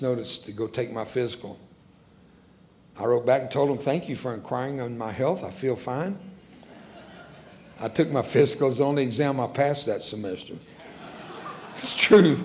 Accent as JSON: {"language": "English", "country": "United States", "first_language": "Spanish", "second_language": "English", "said": "I'm an American, but I'm a born-again American."}